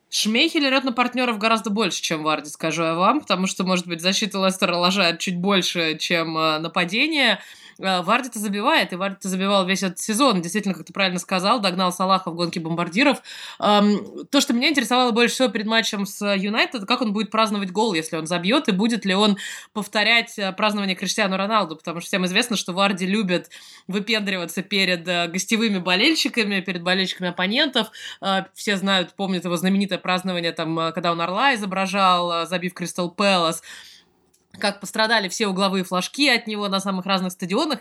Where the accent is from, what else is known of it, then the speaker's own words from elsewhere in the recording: Moscow, Russia; moved away; я сама из Москвы